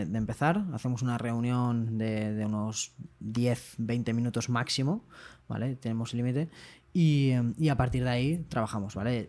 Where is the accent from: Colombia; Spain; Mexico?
Spain; Valencia, Valencian Community; Enrique y yo somos de Valencia